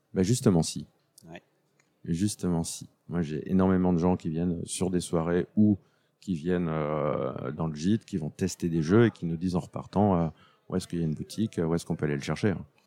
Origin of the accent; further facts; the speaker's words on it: France; Je suis français avant tout